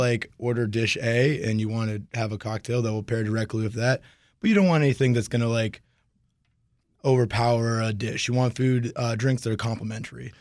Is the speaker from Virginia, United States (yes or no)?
yes; Alexandria, Virginia, United States; moved away as an adult; also born or lived in New Orleans; I'm actually a local boy. I grew up in Alexandria